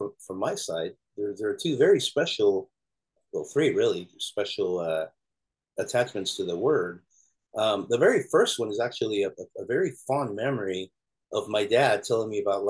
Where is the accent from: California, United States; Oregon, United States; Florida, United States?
Florida, United States; Miami; I'm growing up in Miami